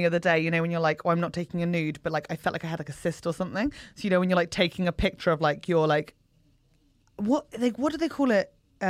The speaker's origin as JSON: {"language": "English", "country": "United Kingdom", "accent": "generic Southern", "said": "I thought I just had generic Southern"}